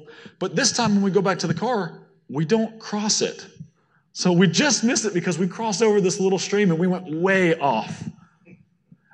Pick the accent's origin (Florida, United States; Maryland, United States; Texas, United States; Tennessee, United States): Florida, United States; I'm from Florida.